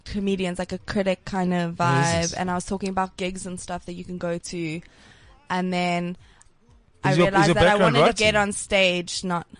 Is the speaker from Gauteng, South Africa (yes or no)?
yes; Bryanston, Gauteng, South Africa; I grew up in Bryson